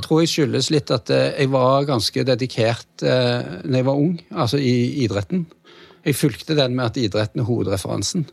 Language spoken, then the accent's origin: Norwegian; Stavanger, Rogaland, Norway; jeg er uh, født og oppvokst i Stavanger, som er Norges svar på San Diego.